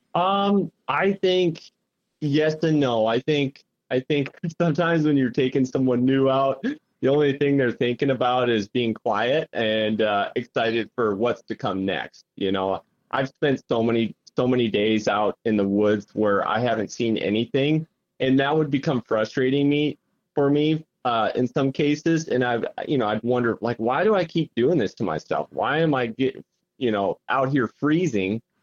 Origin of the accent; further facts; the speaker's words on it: Sioux Falls, South Dakota, United States; I'm originally from Sioux Falls